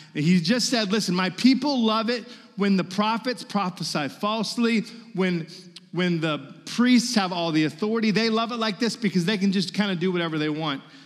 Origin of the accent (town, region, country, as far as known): Virginia, United States; moved away as an adult; now in Mississippi, United States